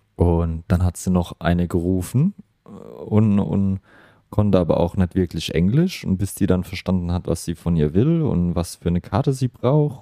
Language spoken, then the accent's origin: German; Germany; now in Australia; in Deutschland sind wir